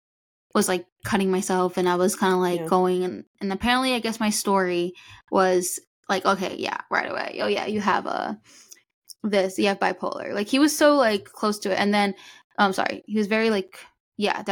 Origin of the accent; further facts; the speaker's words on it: New Jersey, United States; moved away as an adult; now in Florida, United States; I was born and raised in New Jersey, and then I moved to Florida when I started working for Disney